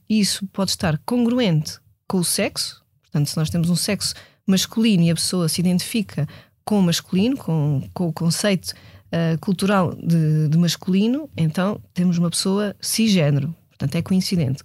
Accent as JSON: {"language": "Portuguese", "country": "Portugal", "said": "sendo eu portuguesa, europeia, nascida neste, neste século"}